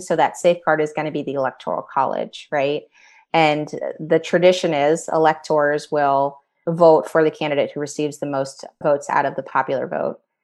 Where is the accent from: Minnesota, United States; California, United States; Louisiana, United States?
Louisiana, United States; New Orleans; moved away as an adult; also born or lived in Washington, District of Columbia, United States; now in Pittsburgh area, United States; I grew up in New Orleans